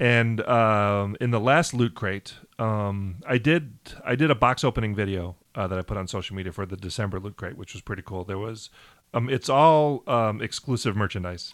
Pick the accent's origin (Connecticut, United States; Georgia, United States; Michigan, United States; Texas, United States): Michigan, United States; Riverview; we're both from Michigan